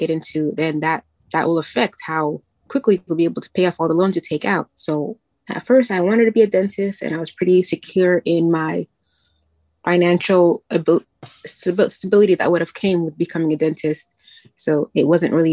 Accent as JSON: {"language": "English", "region": "New York", "country": "United States", "said": "I'm from New York"}